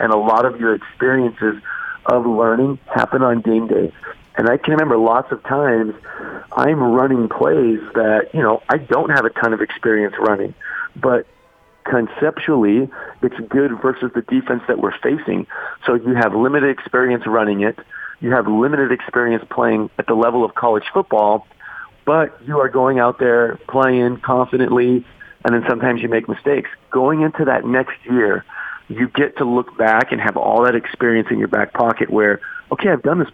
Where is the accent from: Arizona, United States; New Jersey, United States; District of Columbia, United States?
Arizona, United States; moved away; I grew up in Arizona.